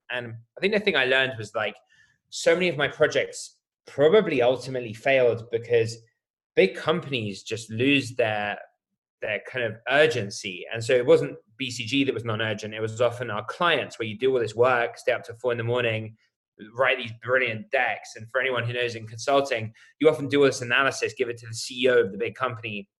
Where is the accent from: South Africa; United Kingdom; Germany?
United Kingdom; accent: British; I'm British, as you can probably tell by my accent.